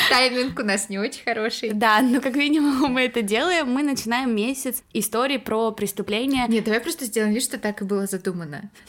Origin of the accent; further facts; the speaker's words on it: Arkhangelsk, Arkhangelsk Oblast, Russia; я из Архангельска